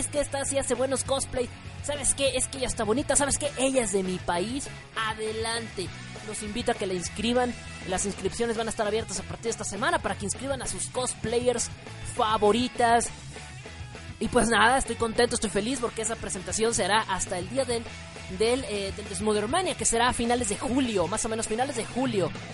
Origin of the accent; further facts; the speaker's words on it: Mexico; soy mexicano